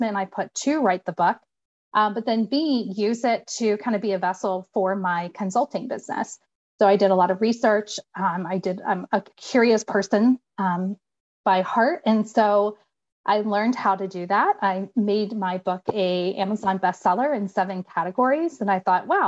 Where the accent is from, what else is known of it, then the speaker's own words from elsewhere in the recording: Indiana, United States; accent: Indiana English; moved away; I'm originally from Indiana. So I always joke that I have Indiana English.